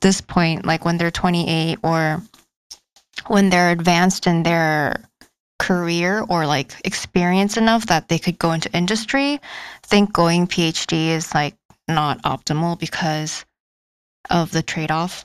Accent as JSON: {"language": "English", "country": "South Korea", "moved": "yes", "lives_now": "United States", "said": "I'm from South Korea and I'm 28 years old."}